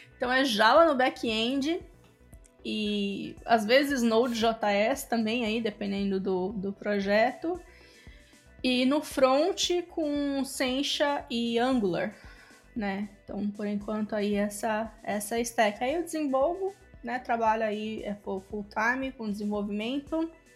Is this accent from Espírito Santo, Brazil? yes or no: yes; Espírito Santo, Brazil; moved away as an adult; also born or lived in Campinas, Brazil; now in Tampa, United States; Eu sou capixaba.